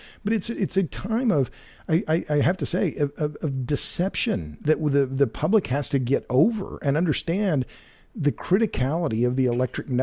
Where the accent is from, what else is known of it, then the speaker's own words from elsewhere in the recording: Oklahoma, United States; now in Texas, United States; I'm from Oklahoma